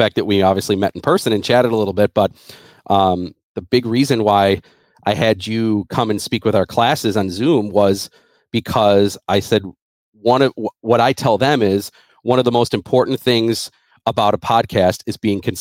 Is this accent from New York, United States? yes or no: yes; Buffalo, New York, United States; also born or lived in Lancaster, New York / Amherst, New York; I grew up in Buffalo. I lived in Lancaster. I grew up. I now live in Amherst